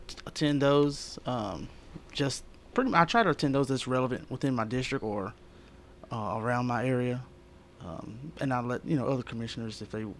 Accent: Lebanon, Tennessee, United States; now in Murfreesboro, United States; But no, I'm from Lebanon, Wilson County, born and raised.

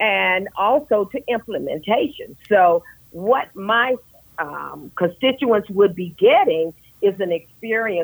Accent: Nashville, Tennessee, United States; also born or lived in Louisiana / Florida; now in Murfreesboro, United States; I'm a Tennessean, and I am born and raised in Nashville, Tennessee, and I'm now living in Murfreesboro

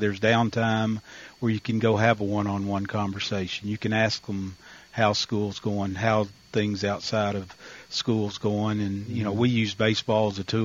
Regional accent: Russellville, Arkansas, United States; moved away; I grew up 80 miles east of there in Russellville, which is, we were directly between Little Rock and Fort Smith

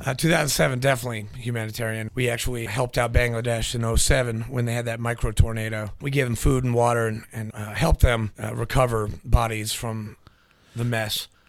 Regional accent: New Hampshire, United States; moved away; also born or lived in Nashville, Tennessee; I was born in Nashville, grew up in uh, New Hampshire

